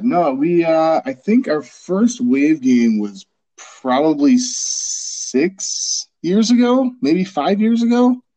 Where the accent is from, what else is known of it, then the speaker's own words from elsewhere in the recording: Milwaukee, Wisconsin, United States; I grew up in Milwaukee